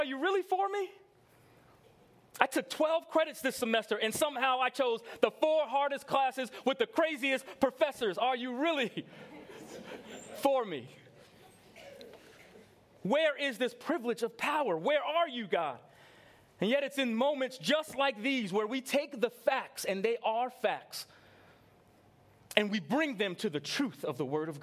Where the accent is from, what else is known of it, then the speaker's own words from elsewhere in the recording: New York, United States; I grew up in New York